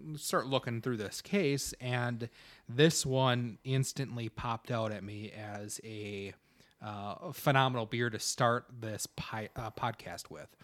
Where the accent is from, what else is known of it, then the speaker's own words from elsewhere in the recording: Wisconsin, United States; we're both from Wisconsin